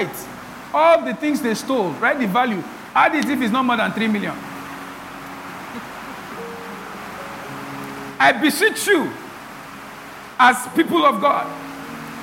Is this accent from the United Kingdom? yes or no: no; Benin City, Edo, Nigeria; When we're growing up in Benin